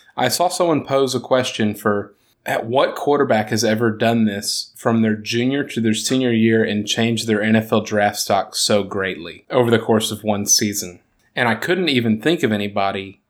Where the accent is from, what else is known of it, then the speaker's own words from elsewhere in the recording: Texas, United States; growing up in Texas